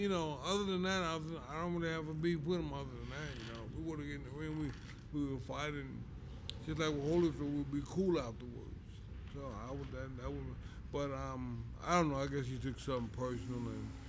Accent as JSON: {"language": "English", "town": "New York City", "region": "New York", "country": "United States", "tie": "born or raised there", "also_born_or_lived": "Brownsville", "said": "I grew up in East New York. I I moved to Brownsville maybe 2 years before I started getting recognition."}